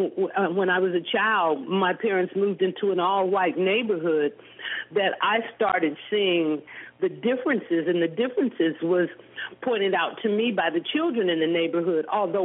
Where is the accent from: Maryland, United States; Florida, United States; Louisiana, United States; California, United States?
California, United States; Los Angeles; I grew up in Los Angeles. I must say I had a very beautiful childhood, because the area that we moved in, it was rural at that time.